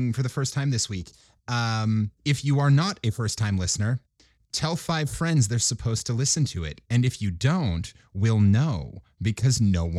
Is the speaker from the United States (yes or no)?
yes; Minnesota, United States; I'm from Minnesota. That's basically Canada, so you have to.